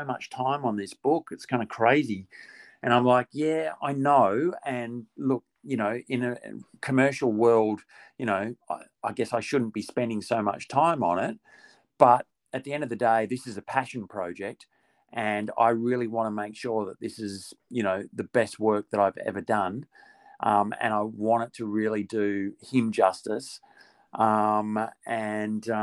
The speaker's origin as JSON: {"language": "English", "country": "Australia", "also_born_or_lived": "Perth", "lives_now": "Melbourne, Australia", "said": "me being an Aussie"}